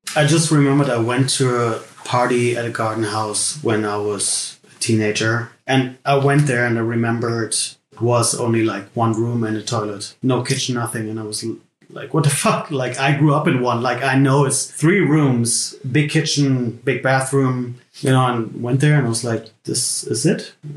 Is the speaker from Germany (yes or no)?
yes; Berlin, Germany; I'm from Berlin, born and raised